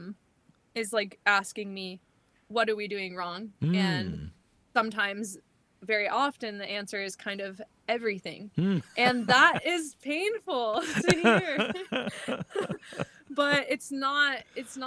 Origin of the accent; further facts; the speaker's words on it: Arizona, United States; I'm from Arizona, originally based in Arizona